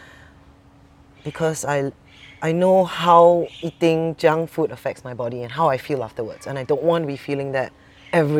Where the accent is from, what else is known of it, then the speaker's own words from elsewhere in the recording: Singapore; I'm also Singaporean